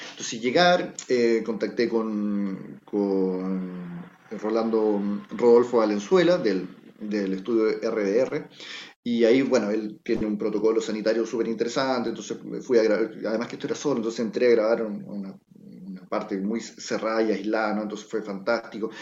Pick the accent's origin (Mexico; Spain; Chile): Chile